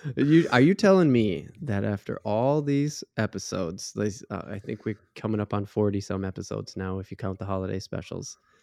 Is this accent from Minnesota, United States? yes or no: yes; Minnesota, United States; being a Minnesotan